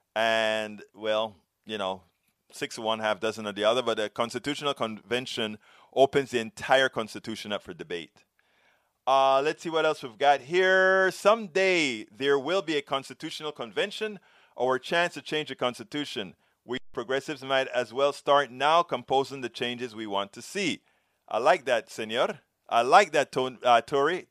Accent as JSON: {"language": "English", "country": "Panama", "said": "I'm from Panama"}